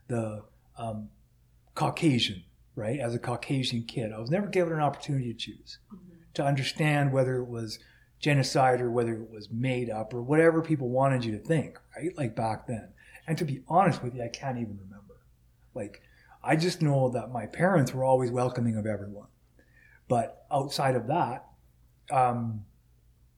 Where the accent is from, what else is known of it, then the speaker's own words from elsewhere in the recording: United States; now in Canada; I'm an American